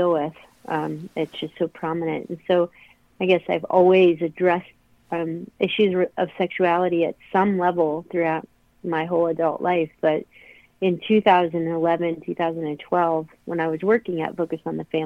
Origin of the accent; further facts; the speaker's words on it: Akron, Ohio, United States; moved away as an adult; I was born and raised in Akron, Ohio, and have moved around the country at different times in my life, but I'm back in Akron.